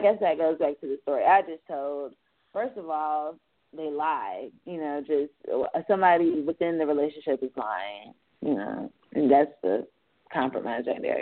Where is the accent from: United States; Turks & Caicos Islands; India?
United States; Fayetteville; I'm from Fayetteville